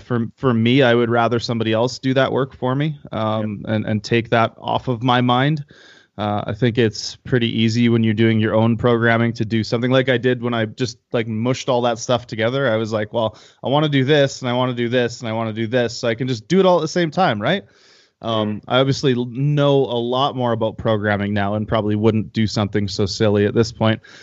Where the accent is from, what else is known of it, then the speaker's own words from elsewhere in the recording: Canada; now in Calgary, Canada; I'm a Canadian powerlifter and powerlifting coach